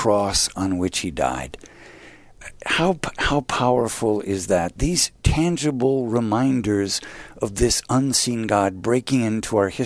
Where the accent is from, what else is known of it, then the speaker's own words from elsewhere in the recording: Glenview, Illinois, United States; I grew up in Glenview at St. Catherine Laboure Parish